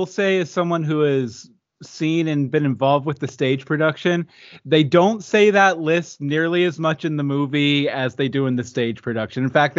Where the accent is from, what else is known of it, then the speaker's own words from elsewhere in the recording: Houston, Texas, United States; born there; also born or lived in Virginia / West Virginia / Ohio / Pennsylvania; I was born in Houston, lived in Virginia, West Virginia, Ohio, Pennsylvania, Georgia, Florida, and Los Angeles 3 times.